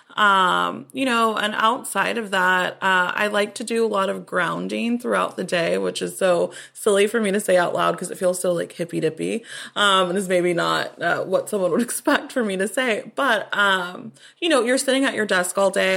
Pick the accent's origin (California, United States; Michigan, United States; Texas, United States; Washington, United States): Texas, United States; Austin; I'm from Austin originally